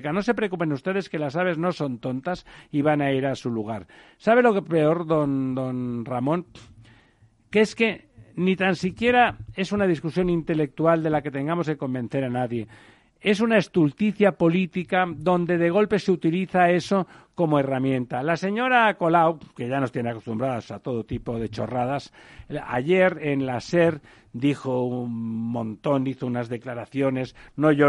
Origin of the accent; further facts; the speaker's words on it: Catalonia, Spain; yo soy catalán